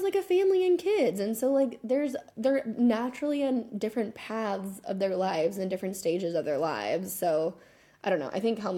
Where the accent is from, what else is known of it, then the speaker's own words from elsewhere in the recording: United States; now in Argentina; I'm American